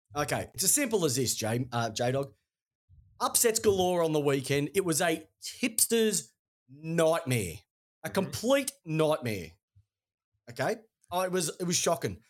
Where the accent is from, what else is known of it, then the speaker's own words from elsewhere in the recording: Melbourne, Victoria, Australia; We're from Melbourne